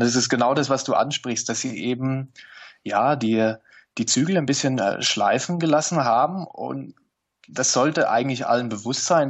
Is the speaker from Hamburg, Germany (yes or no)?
no; near Neckarelz, Baden-Württemberg, Germany; born or raised there